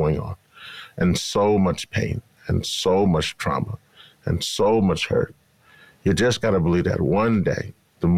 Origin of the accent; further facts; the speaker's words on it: Louisiana, United States; I am from Louisiana